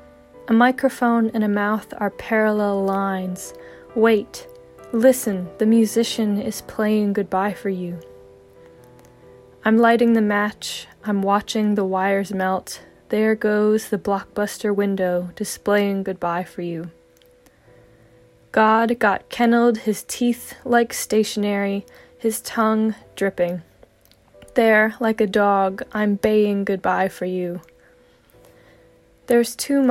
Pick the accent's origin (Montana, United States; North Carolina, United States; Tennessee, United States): North Carolina, United States; Laurinburg; also born or lived in Wilmington, North Carolina; I am a poet from Laurinburg, North Carolina in the United States